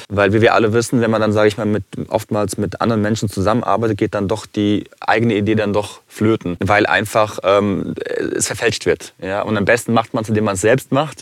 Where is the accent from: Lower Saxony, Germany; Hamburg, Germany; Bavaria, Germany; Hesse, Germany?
Hesse, Germany; Frankfurt; Also ich bin äh, gebürtiger Frankfurter, komme familiär aus Kroatien.